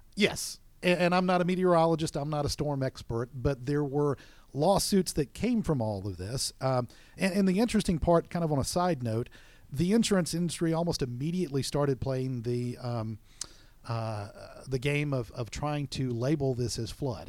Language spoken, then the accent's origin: English; Florida Panhandle, United States; moved away; also born or lived in South Alabama; I'm personally from the Panhandle area of Florida and lived in South Alabama